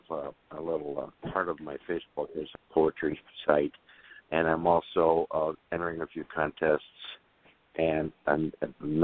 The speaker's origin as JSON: {"language": "English", "region": "California", "country": "United States", "lives_now": "Alabama, United States", "said": "Moved here to Alabama back in 1990. I was originally from California."}